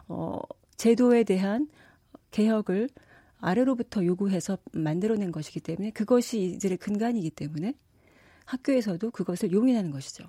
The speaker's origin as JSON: {"language": "Korean", "country": "South Korea", "moved": "as an adult", "lives_now": "France", "said": "제가 한국 사람으로서"}